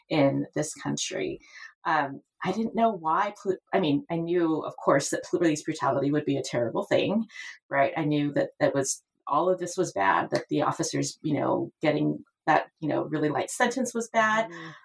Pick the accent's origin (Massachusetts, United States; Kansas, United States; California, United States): California, United States; Roseville; I grew up in Roseville, California, which is a little suburb north of Sacramento.